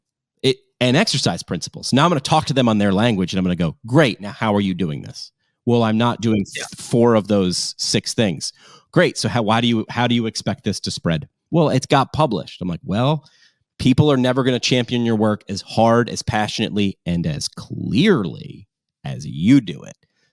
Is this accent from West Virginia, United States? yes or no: no; New York, United States; Like, you know, I came from New York and you're a New Yorker. Like it's a personality thing.